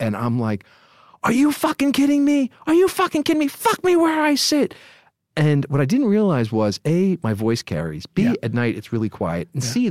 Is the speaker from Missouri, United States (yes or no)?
no; New York City, New York, United States; I mean, we're both from the Bronx.